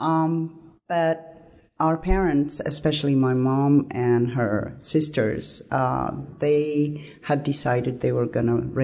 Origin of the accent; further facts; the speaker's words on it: Addis Ababa, Ethiopia; moved away as an adult; also born or lived in Pullman, Washington, United States; now in Washington, D.C., United States; I grew up in Ethiopia until I finished 12th grade.